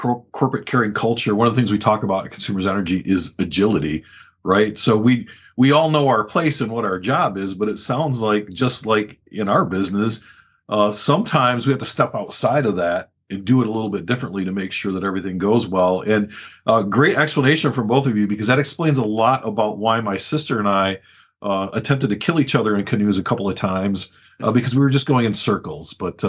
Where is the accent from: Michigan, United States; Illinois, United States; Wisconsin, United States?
Michigan, United States; And because I'm from Michigan, it's very easy to, you know, take it for granted that we have all of that.